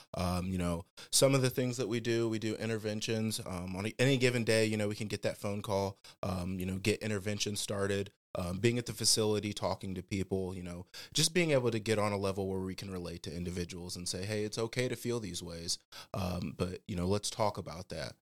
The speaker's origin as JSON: {"language": "English", "town": "Fort Wayne", "region": "Indiana", "country": "United States", "tie": "born or raised there", "said": "born and raised in the Fort Wayne area"}